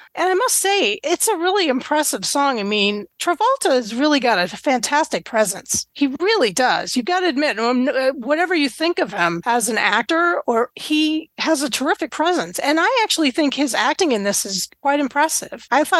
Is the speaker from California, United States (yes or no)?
no; Boston, Massachusetts, United States; because I'm from the Boston area, so I listened to BCN